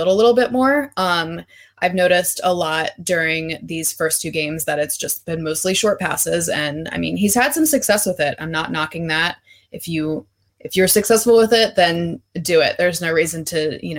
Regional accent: Baltimore, Maryland, United States; I am from Baltimore, so I am a Ravens fan

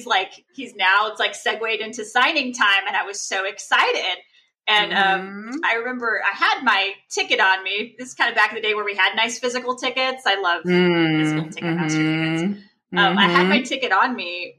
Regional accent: Texas, United States; growing up in Texas

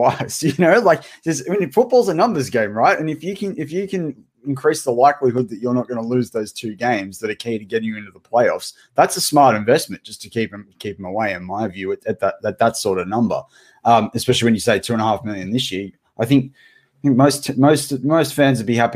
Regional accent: Australia; now in United States; being an Aussie in America

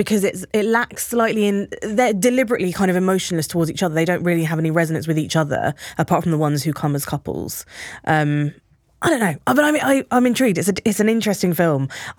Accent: Brighton, South East England, United Kingdom; growing up in Brighton as opposed to growing up in Texas

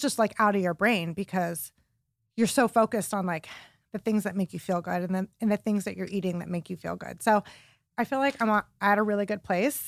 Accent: Warren, Ohio, United States; now in Cleveland, United States; I grew up in Warren, Ohio, which is like a suburb of Cleveland

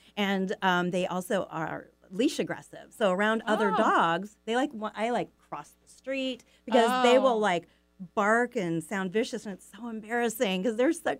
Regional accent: California, United States; moved away as an adult; also born or lived in Issaquah, Washington; now in Sammamish, United States; So now I live, in the Trossachs area, so it's just, a few blocks away. But what I grew up in California, but I moved up here 38 years ago.

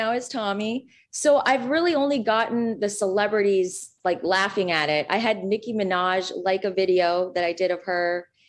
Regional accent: Minnesota, United States; Because I'm from Minnesota

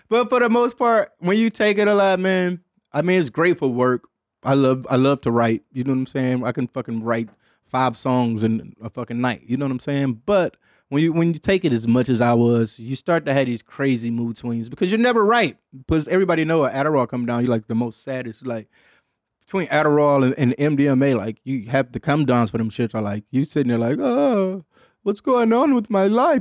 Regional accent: Detroit, Michigan, United States; Growing up in Detroit, Michigan

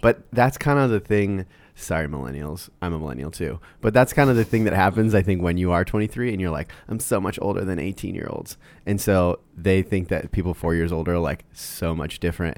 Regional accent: Iowa, United States; moved away; also born or lived in Colorado; I grew up in Iowa

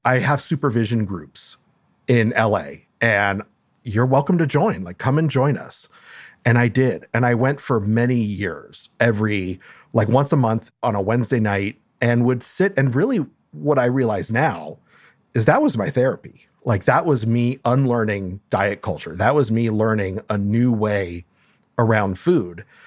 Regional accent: Los Angeles, California, United States; also born or lived in Mexico; li-, li-, lived in L A almost my whole life.

